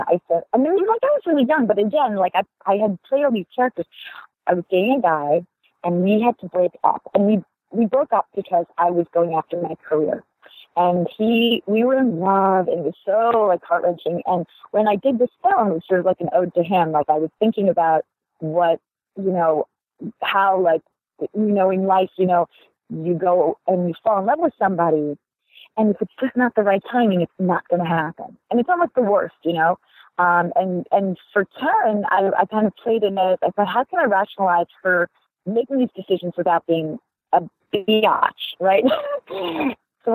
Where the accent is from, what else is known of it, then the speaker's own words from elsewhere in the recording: United States; a person from our country